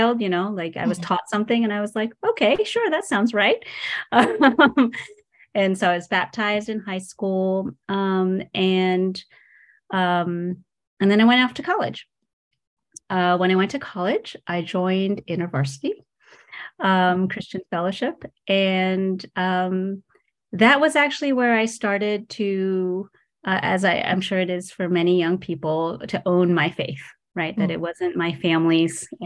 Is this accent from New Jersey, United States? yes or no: yes; New Jersey, United States; I grew up in New Jersey. My parents immigrated from Taiwan